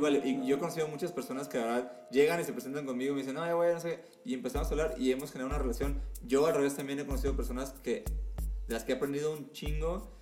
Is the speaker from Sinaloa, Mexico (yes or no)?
yes; Mazatlán, Sinaloa, Mexico; moved away as an adult; now in Mexico City, Mexico; soy de Mazatlán, Sinaloa